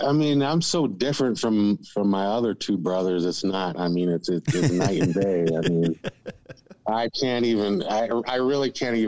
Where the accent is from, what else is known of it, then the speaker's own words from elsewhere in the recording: California, United States; born there; I grew up a military kid. I was born in California